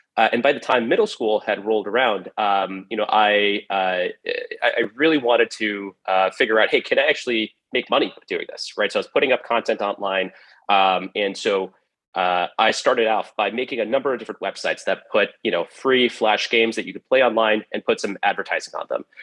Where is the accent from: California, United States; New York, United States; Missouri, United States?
California, United States; San Jose; also born or lived in Cupertino, California; I grew up in uh, the Bay Area, uh, specifically right around San Jose, California, and uh, Cupertino, California